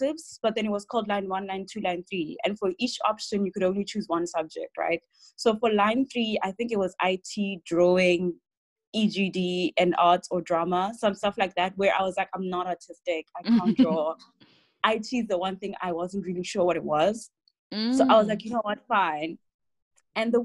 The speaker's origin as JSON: {"language": "English", "town": "Rustenburg", "region": "North West", "country": "South Africa", "tie": "born or raised there", "said": "I grew up in Rustenburg"}